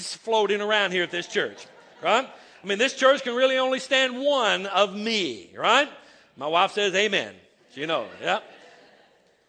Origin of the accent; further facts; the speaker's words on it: the South, United States; I was raised in the South